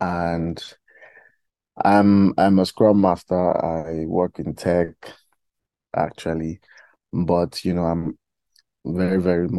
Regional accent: Iyamoye, Kogi, Nigeria; I'm from Kogi State in Nigeria, and from the Yoruba speaking part of Kogi State, because we have like I think like 3 to 4 different tribes in Kogi State, major tribes actually.

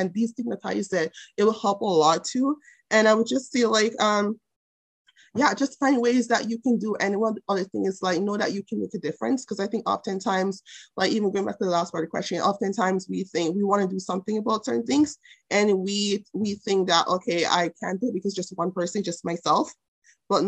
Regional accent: Jamaica; moved away; I grew up in Jamaica with a mom, single mom

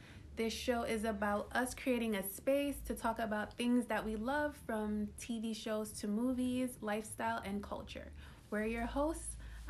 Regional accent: Jamaica; we're both Jamaican.

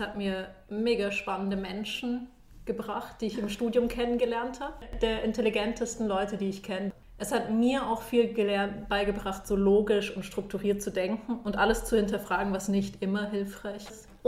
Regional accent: Munich, Bavaria, Germany; moved away as an adult; now in Switzerland; Ich komme eigentlich aus München und bin mit 18 in die Schweiz gekommen, um Physik zu studieren.

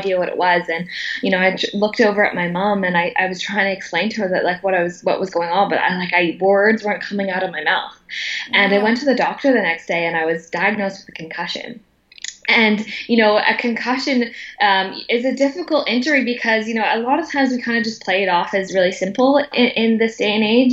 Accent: Vancouver, British Columbia, Canada; moved away; born and raised in Vancouver, Canada, to the youngest of five children.

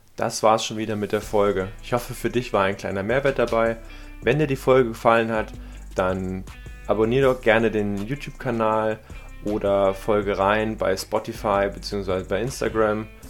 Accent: Thuringia, Germany; bei uns in Thüringen waren es immer die Skater-Klamotten

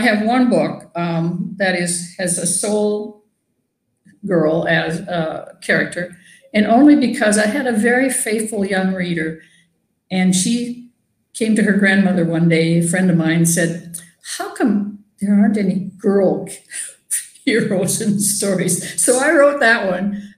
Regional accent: near Gibbon, Minnesota, United States; I grew up in a little town on a farm little close to Gibbon, Minnesota.

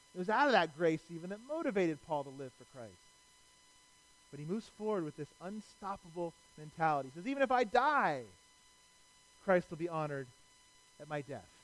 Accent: Cleveland, Ohio, United States; I'm from Cleveland.

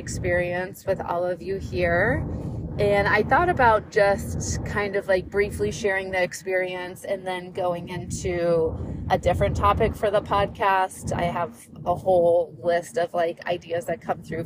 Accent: St. Louis, Missouri, United States; also born or lived in Hawaii; growing up in St. Louis

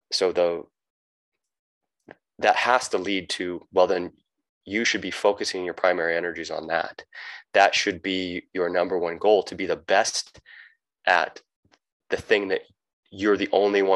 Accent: United States; moved away as an adult; also born or lived in Southern Baja, Mexico; now in Baja California Sur, Mexico; I'm an American

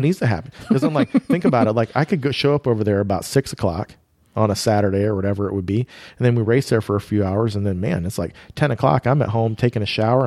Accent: Iowa, United States; we grew up in Iowa

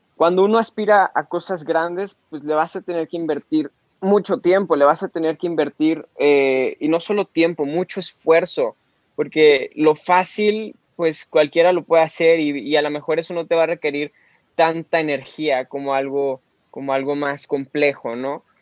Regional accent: Mexico; como mexicanos

